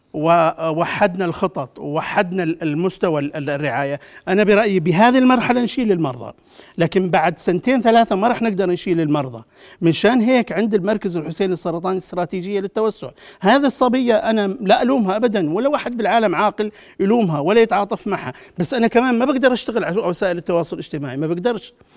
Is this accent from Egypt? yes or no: no; Jordan; انا كاردني افخر بذلك